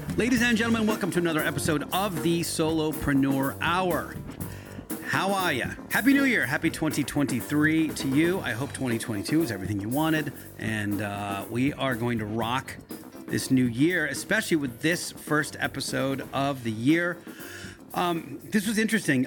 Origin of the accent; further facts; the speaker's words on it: Yardley, Pennsylvania, United States; also born or lived in Philadelphia; I grew up in Bucks County in, uh, Yardley